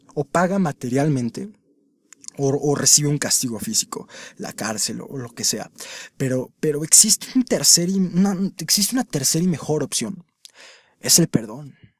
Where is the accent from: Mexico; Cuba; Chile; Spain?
Mexico; en mi país, México